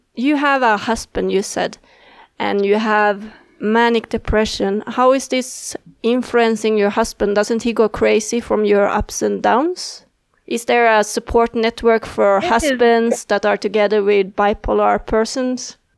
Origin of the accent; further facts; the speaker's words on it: Sweden; I was born in Sweden